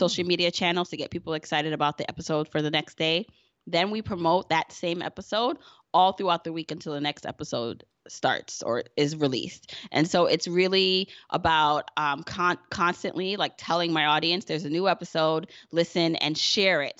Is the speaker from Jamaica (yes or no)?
yes; Jamaica; I'm Jamaican